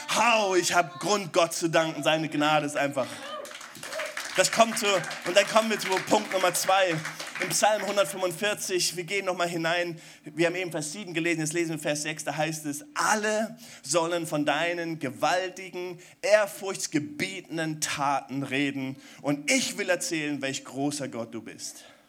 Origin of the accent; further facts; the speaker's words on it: Germany; als Deutsche